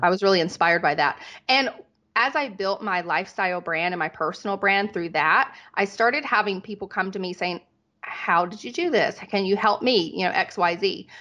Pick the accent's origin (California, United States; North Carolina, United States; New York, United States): North Carolina, United States; moved away as an adult; also born or lived in Dallas, Texas / Las Vegas; I was from North Carolina